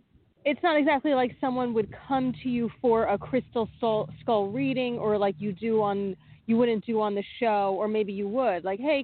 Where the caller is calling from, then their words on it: New Jersey, United States; from New Jersey.